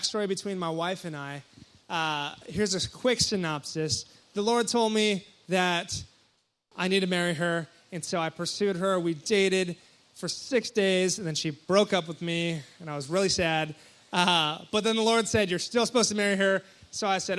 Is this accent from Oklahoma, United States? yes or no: no; Hawaii, United States; moved away; I'm from Hawaii, and so I go back to Hawaii for Christmas